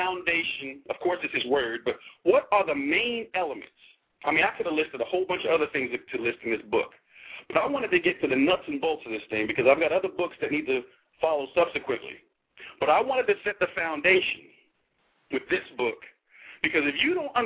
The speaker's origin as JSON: {"language": "English", "region": "New Jersey", "country": "United States", "moved": "yes", "lives_now": "Arlington, Texas, United States", "said": "I'm from Jersey."}